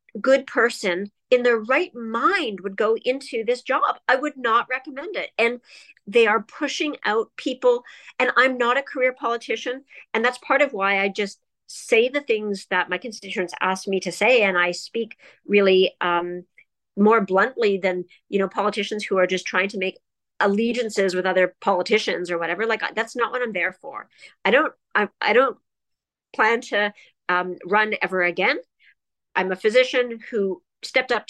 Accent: Toronto, Ontario, Canada; now in Ottawa, Canada; I grew up in Toronto, and I'm 49 years old

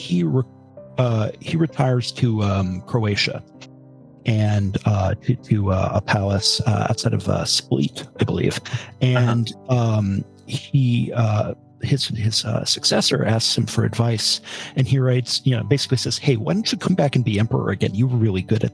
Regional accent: Harrisburg, Pennsylvania, United States

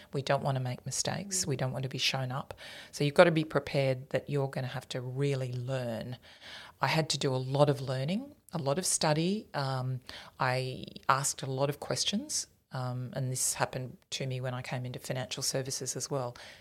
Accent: Tenterfield, New South Wales, Australia; moved away as an adult; also born or lived in Queensland / Canberra; I grew up in New South Wales

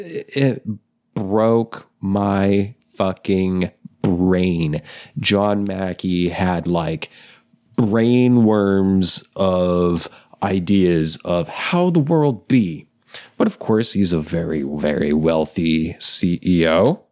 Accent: Chipley, Florida, United States; I am from Chipley, Florida.

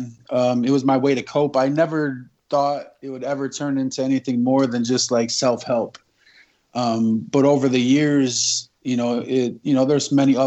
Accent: Imlay City, Michigan, United States; I am from Imlay City, Michigan

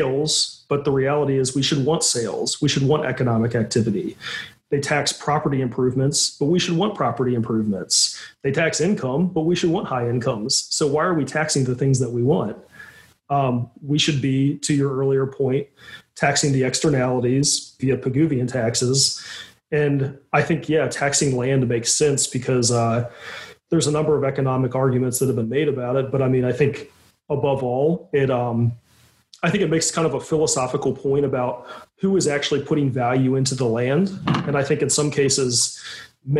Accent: Virginia, United States; now in New York, United States; I'm from Virginia, but I live in New York

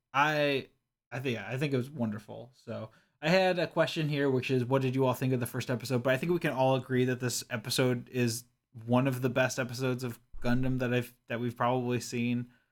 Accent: Kentucky, United States; I grew up in Kentucky

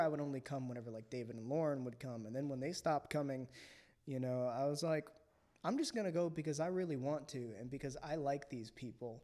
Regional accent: Philippines; I was born in the Philippines. My mother's Filipino.

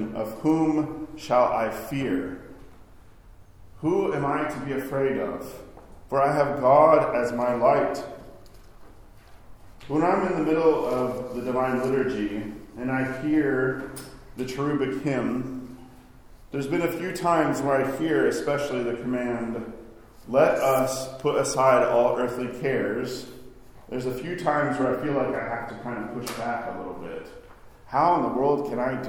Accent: Arkansas, United States; now in New York, United States; I grew up in Arkansas, where we had pretty moderate winters

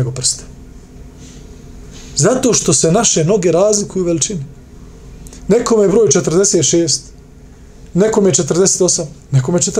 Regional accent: Bosnia & Herzegovina; Pogledajte kod nas u Bosni.

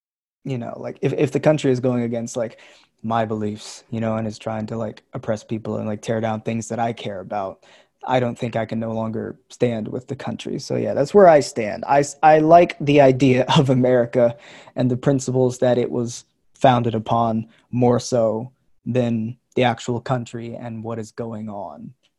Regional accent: Philippines; born there; But, you know, I was born in the Philippines.

